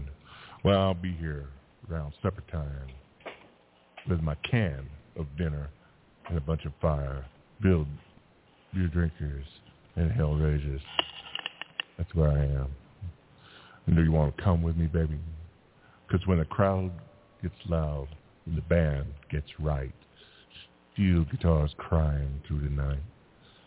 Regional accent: Houston, Texas, United States; my hometown of Houston

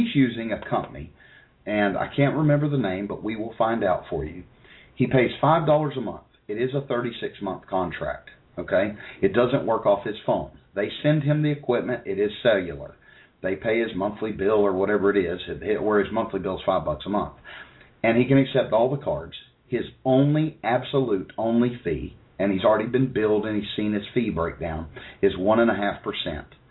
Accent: United States; accent: hillbilly; my hillbilly accent

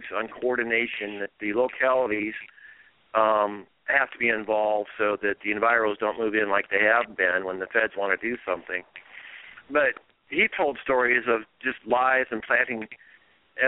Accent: Iowa, United States; also born or lived in Maryland; now in Siskiyou County, California, United States; growing up on an Iowa farm

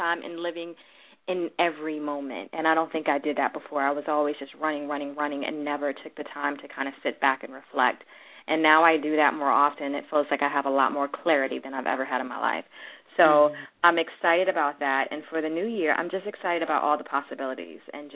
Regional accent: Washington, District of Columbia, United States; I grew up in Washington, D.C.

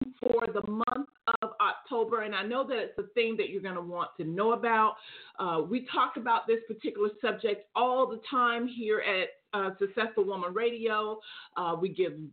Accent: Atlanta, Georgia, United States; we are truly coming into the fall season here in my hometown of Atlanta

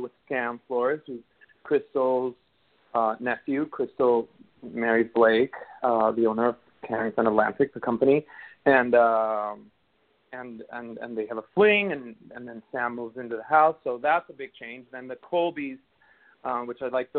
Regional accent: Caracas, Capital District, Venezuela; moved away as an adult; also born or lived in South Florida; now in Los Angeles, United States; was born and raised in Venezuela, in Caracas, Venezuela, and I lived there up until I was 19.

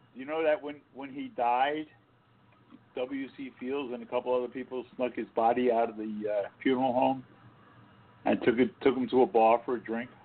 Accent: East Coast, United States; moved away; I'm from the East Coast

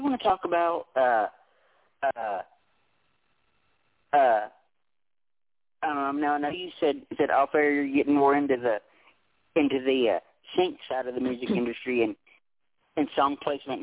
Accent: Tennessee, United States; I was born and raised in Tennessee, lived here my entire life

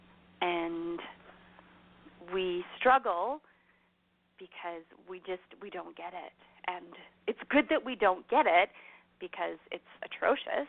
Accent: Canada; also born or lived in Alberta; as a Canadian sitting here in Alberta on my pretty little ranch

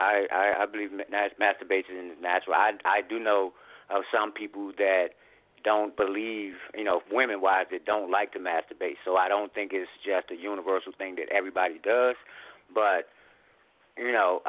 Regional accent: Washington, District of Columbia, United States; I hail from Washington, D.C.

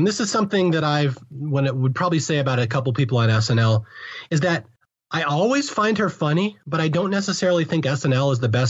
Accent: Seattle, Washington, United States; I'm from Seattle. I'm a Seattle Seahawks fan.

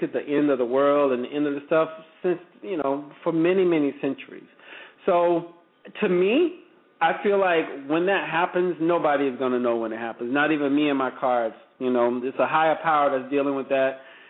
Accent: the South, United States; I'm from the South

